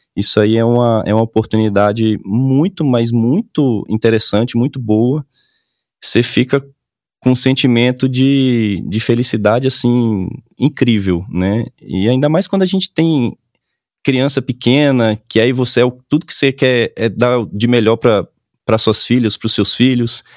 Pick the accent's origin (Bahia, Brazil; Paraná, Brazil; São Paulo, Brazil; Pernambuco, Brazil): Bahia, Brazil; Salvador; moved away as an adult; now in Brasília, Brazil; eu sou de Salvador